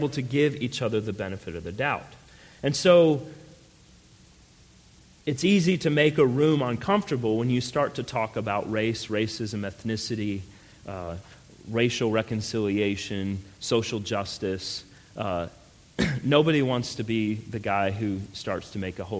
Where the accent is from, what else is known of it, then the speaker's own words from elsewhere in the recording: Colorado, United States; moved away; also born or lived in New Mexico; I grew up out west in Colorado, and then I lived, unfortunately, in New Mexico for 4 years.